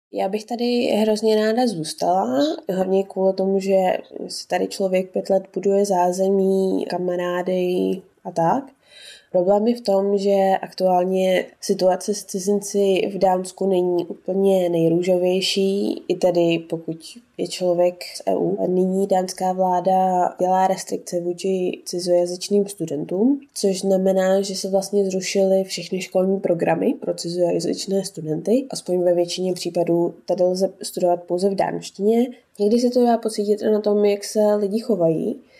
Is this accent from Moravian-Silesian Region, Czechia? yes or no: no; Mariánské Lázně, Karlovy Vary Region, Czechia; moved away as an adult; also born or lived in Domažlice, Czech Republic; now in Denmark; když jsem vyrůstala v Mariánských Lázních, tak jsme bydleli v takovém